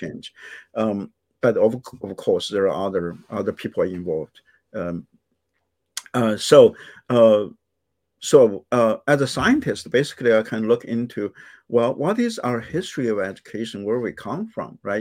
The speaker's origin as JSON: {"language": "English", "country": "China", "tie": "born or raised there", "also_born_or_lived": "Indianapolis, United States", "moved": "as an adult", "lives_now": "United States", "said": "when I was growing up in China"}